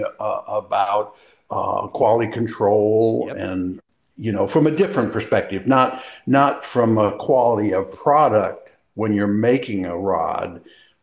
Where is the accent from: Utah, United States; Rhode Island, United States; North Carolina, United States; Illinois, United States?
North Carolina, United States; Greensboro; moved away as an adult; also born or lived in Connecticut / Florida / Dallas, Texas / Southern California; now in Washington, United States; I grew up in Greensboro